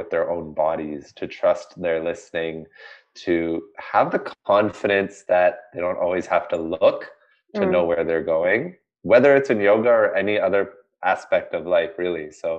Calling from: Toronto, Ontario, Canada; I am coming from Toronto, Canada. We just had our annual spring snowfall, and we're ready for the summer season here.

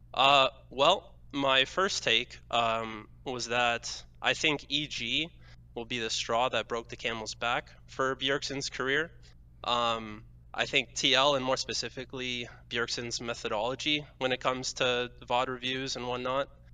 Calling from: London, Ontario, Canada; I'm calling from, uh, around London, Ontario

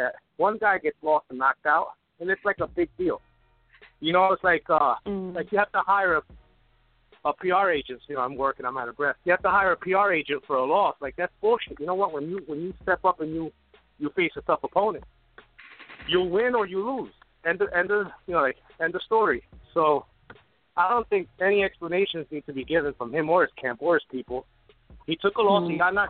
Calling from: New York, United States; What's up, girls? New York, YDK.

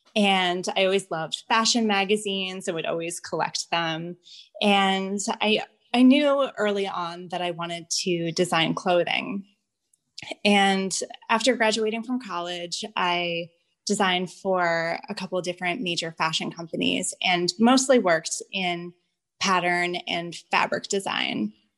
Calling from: Ocean View, New Jersey, United States; I'm recording from Ocean View, New Jersey.

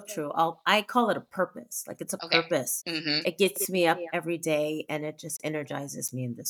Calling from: Sacramento, California, United States; I am coming from Sacramento, California, where, you know, it's not actually like sunny and bright right now.

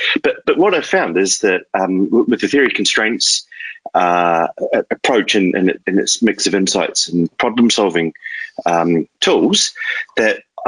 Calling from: Richmond, Tasman, New Zealand; Richmond, New Zealand.

